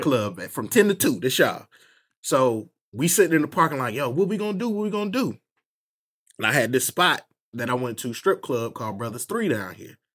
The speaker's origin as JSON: {"language": "English", "region": "Northern Virginia", "country": "United States", "moved": "as an adult", "lives_now": "Durham, United States", "said": "I'm actually from Virginia, Northern Virginia"}